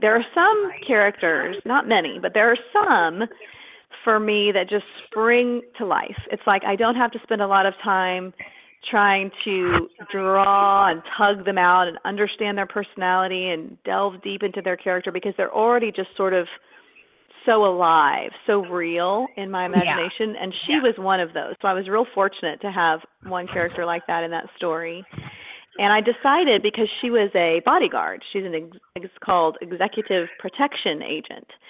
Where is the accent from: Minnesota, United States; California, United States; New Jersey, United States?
California, United States; now in Texas, United States; I grew up in California